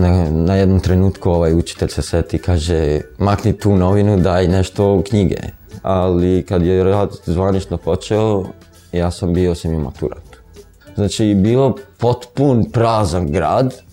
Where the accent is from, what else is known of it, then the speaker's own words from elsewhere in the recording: Preševo, Serbia; Rođen sam u Prešovu. Kad sam ja krenuo u prvi razred imao sam šest godina.